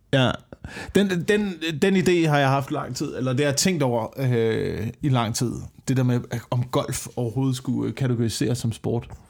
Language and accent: Danish; West Jutland, Central Denmark Region, Denmark; ude på Vestjylland, ikke? Ja. der hvor jeg kommer fra.